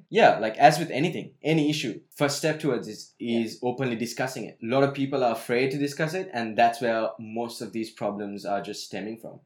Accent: Sri Lanka; growing up in Sri Lanka, we had bubblegum with tattoos in it

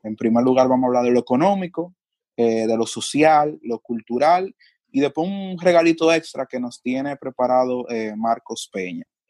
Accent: Dominican Republic; los rasgos que nos definen a nosotros como dominicanos

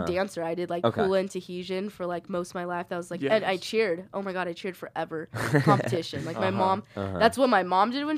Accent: Bay Area, California, United States; moved away as an adult; now in Orange, United States; I'm from the Bay Area

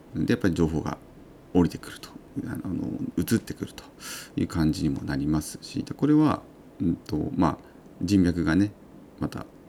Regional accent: Uonuma, Niigata, Japan; 私の魚沼、えー、出身でもある魚沼ですね出身地である魚沼地方地域

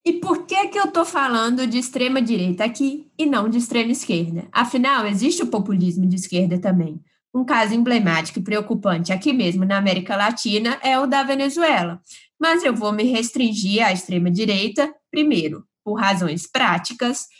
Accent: Brazil; como bons brasileiros que somos

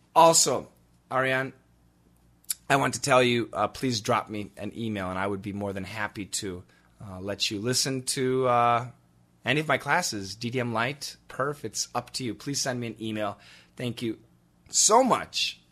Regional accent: United States; accent: American; my ignorant American pronunciation

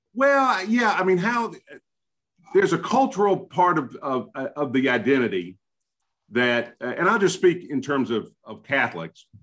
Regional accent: Memphis, Tennessee, United States; I, as a native Memphian

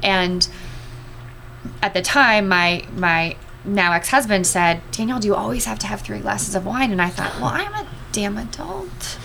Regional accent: Los Angeles, California, United States; moved away as an adult; also born or lived in San Diego / Southern Arizona / Springfield, Missouri / St. Louis; I grew up in Los Angeles

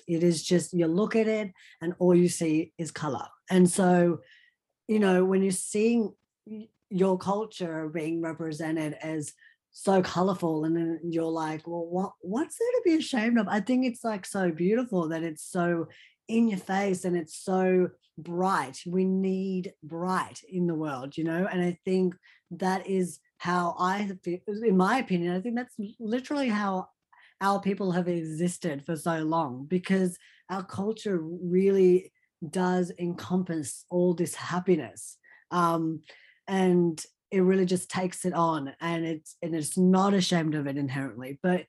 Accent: India; born there; I'm not trying to be Indian anything. I am Indian. I was born in India. I am from the motherland.

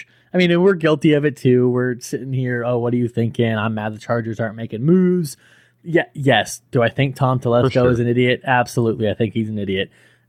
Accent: Cuba; I'm from Cuba. I don't really watch baseball, but I like my country, so I'm going to pay attention.

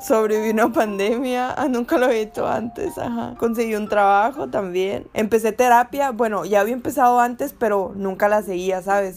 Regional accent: Mexico; las oportunidades que tenemos como mexicanos

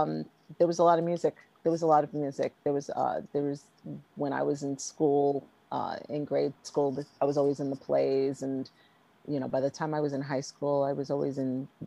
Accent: New York City, New York, United States; moved away as an adult; now in Los Angeles, United States; I originally came from New York. I was born in Brooklyn. And I stayed there

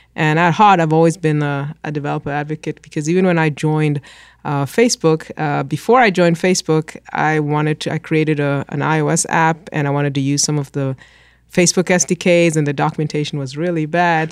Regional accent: Kenya; moved away; I grew up in Kenya

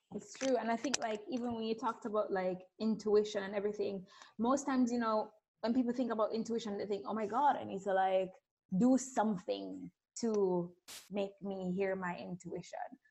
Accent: Jamaica; accent: Caribbean; I grew up in Jamaica. You may hear a little spicy Caribbean accent going on here

